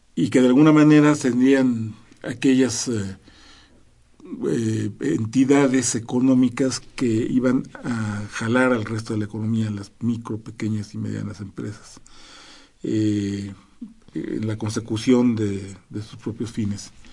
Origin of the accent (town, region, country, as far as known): Mexico